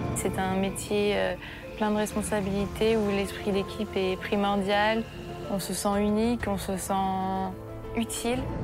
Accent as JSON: {"language": "French", "town": "Saint-Avold", "region": "Grand Est", "country": "France", "said": "je viens de Saint-Avold dans Moselle"}